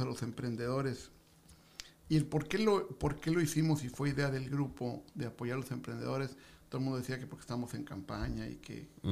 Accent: Tijuana, Baja California, Mexico; also born or lived in Mexico City; Yo vengo del DF, pero tengo, llegué aquí hace cinco, tengo 57 años de edad y llegué hace 50

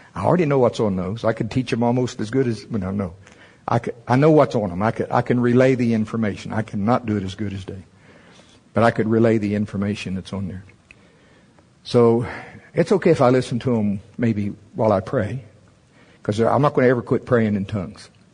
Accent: United States; I'm from Pottawatomie County.

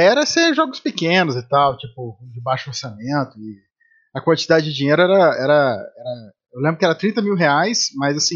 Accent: Rio de Janeiro, Brazil; born there; also born or lived in Salvador / São Paulo / Espírito Santo / Campinas; eu sou é, eu sou original, eu nasci no Rio de Janeiro, mas eu morei em vários

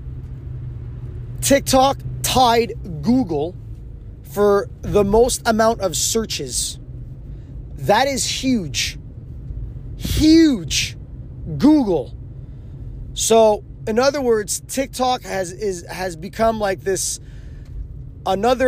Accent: Quebec, Canada; first language English; I'm from Quebec. Well, I'm English, mother tongue, but I can speak French very well.

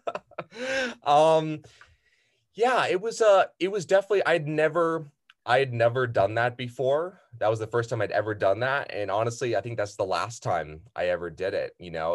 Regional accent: San Diego, California, United States; I've been here since I was six years old

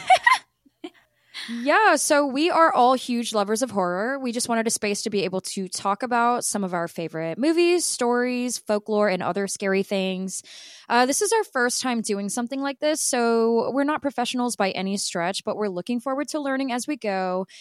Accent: Southern Louisiana, United States; I grew up in Southern Louisiana

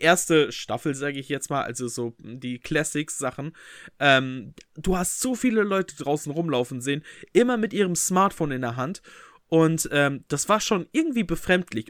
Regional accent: Bünde, North Rhine-Westphalia, Germany; bei uns in Bünde

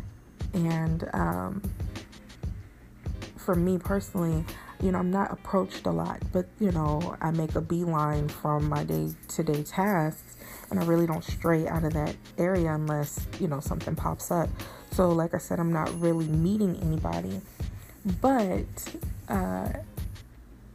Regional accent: Bay Area, California, United States; I'm from the Bay Area

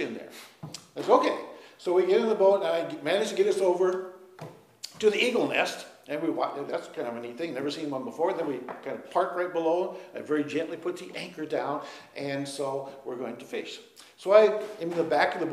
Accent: Minnesota, United States; we're from Minnesota, and I was a crick fisherman

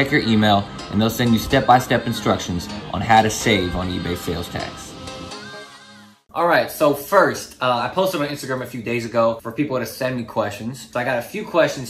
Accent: Newport News, Virginia, United States; I'm from Newport News, Virginia.

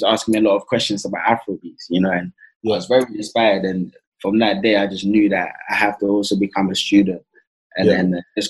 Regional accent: Mitcham, London, United Kingdom; I grew up in Mitcham. We used to do community projects in Mitcham

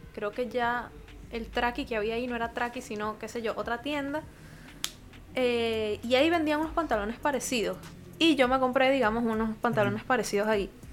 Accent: Venezuela; moved away; vengo de Venezuela

